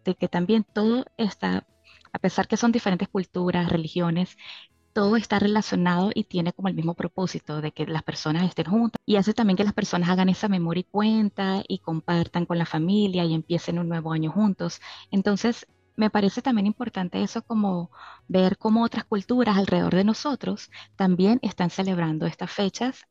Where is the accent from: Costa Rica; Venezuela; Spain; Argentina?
Venezuela; en mi caso como venezolana